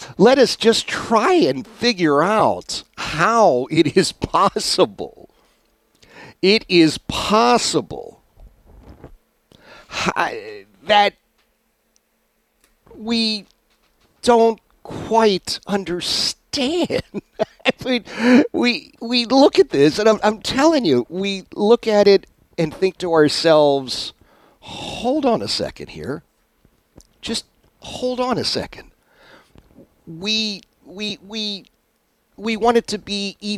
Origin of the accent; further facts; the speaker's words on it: United States; as an American